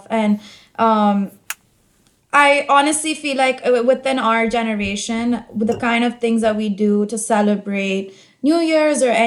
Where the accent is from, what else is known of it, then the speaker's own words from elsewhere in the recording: Hyderabad, Telangana, India; moved away as an adult; also born or lived in United States; now in Berlin, Germany; I grew up in Hyderabad, which is in the southern part of India